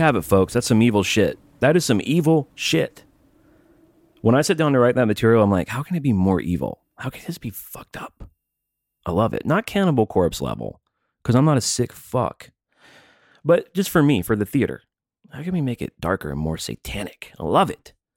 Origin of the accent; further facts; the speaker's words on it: American South, United States; I was ra- born and raised in the American South